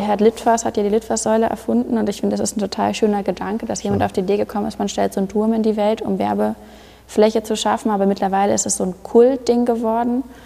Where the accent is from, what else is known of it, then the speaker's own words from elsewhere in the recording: Hamburg, Germany; Ich komme aus, komm aus Hamburg, das heißt, bei mir hört man nicht so wahnsinnig viel raus